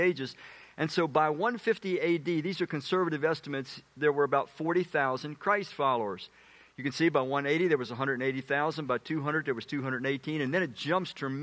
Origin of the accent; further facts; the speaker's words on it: Washington, District of Columbia, United States; moved away as an adult; also born or lived in Middletown, Maryland; I come from Southeast Washington, and I end up in Middletown, Maryland.